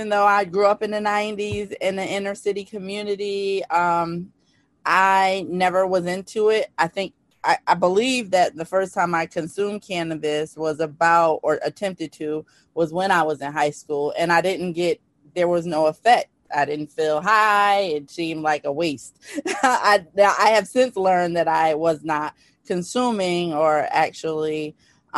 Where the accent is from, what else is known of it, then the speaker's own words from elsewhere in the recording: New Haven, Connecticut, United States; I'm from New Haven, Connecticut